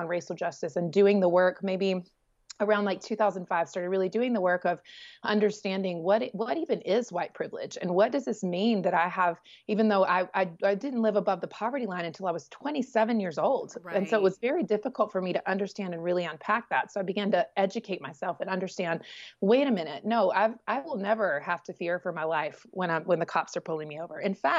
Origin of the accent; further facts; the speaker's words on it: Southeast, United States; You know, growing up in the Southeast, you could sort of, if you're not from the South, you could sort of identify that, like, you know, this is like potentially redneck country.